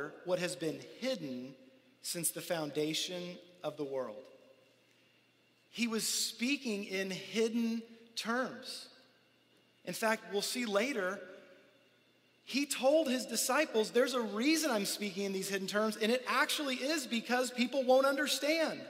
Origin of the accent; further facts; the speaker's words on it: United States; we grew up here in America